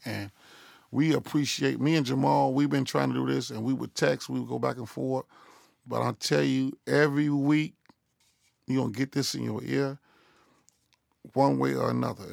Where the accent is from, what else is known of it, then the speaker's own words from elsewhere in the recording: Chicago, Illinois, United States; It's sixty-five twenty Southwood, man. Chicago, Illinois. West Inglewood, man. The, the, the greatest school ever lived.